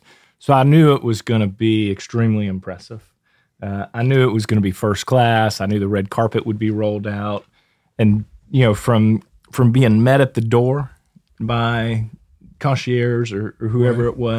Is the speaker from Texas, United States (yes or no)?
yes; Sugar Land, Texas, United States; also born or lived in Katy, Texas; I grew up in the Sugar Land area, opened up a State Farm agency here in 2002